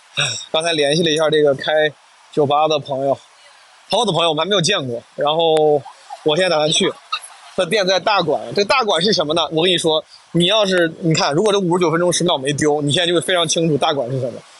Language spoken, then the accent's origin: Chinese; Henan, China; accent: Henan dialect; first language Henan dialect (Mandarin); 我至少是先倾向于用普通话、河南话这样的母语